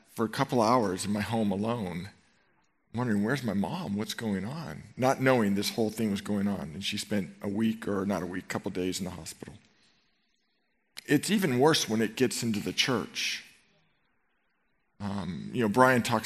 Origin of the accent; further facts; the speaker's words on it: Marin County, California, United States; I grew up in Marin County, and I went to Marin Catholic High School